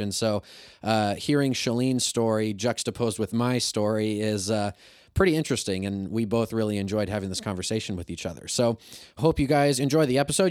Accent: Kirksville, Missouri, United States; I'm from Kirksville

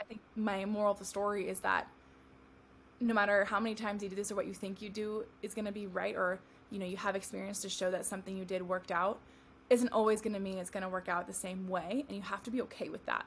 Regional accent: California, United States; moved away as an adult; also born or lived in Tennessee / Arizona; now in Phoenix, United States; I moved from my home of California to Tennessee after I graduated college

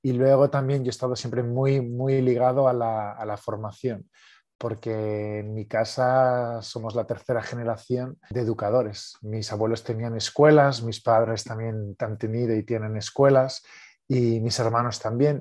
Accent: Barcelona, Catalonia, Spain; soy de Barcelona, de España

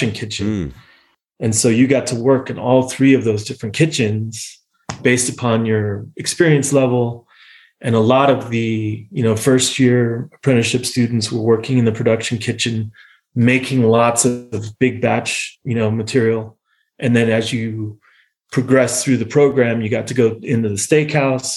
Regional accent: United States; moved away as an adult; also born or lived in Munich, Germany; as an American

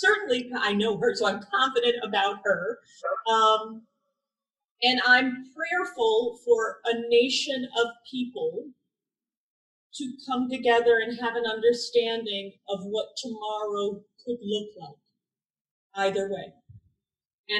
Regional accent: Cleveland Heights, Ohio, United States; moved away; I was raised in Cleveland Heights, Shaker Heights, the Heights

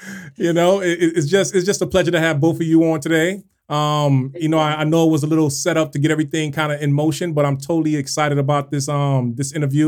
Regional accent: Miami, Florida, United States; also born or lived in Brooklyn, New York; I was born in Brooklyn, raised in Miami.

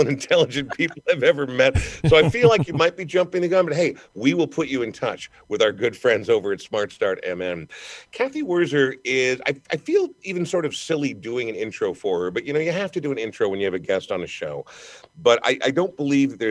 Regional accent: Minnesota, United States; I take a great deal of pride in being a Minnesotan

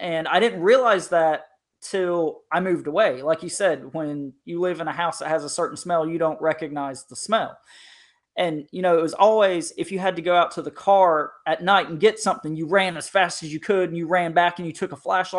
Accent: North Carolina, United States; I grew up in Eastern North Carolina across the creek from a very large military institution.

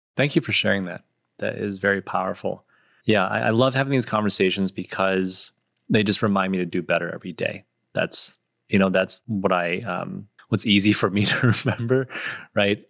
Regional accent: Michigan, United States; I grew up in Michigan, too

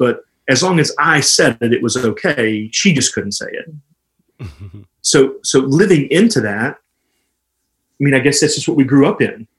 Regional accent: Texas, United States; I started following Jesus in a Southern Baptist, because I'm from Texas, so you either were Methodist or Baptist in our small town.

